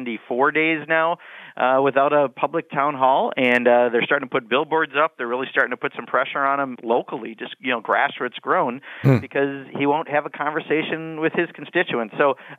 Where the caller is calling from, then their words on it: Beloit, Wisconsin, United States; I'm calling you from Beloit, Wisconsin, at the southern tip of my district in Rock County